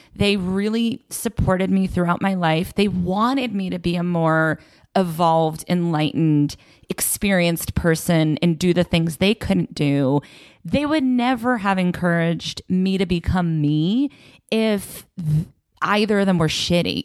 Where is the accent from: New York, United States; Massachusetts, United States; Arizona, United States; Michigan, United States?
Massachusetts, United States; Belmont; Belmont, Massachusetts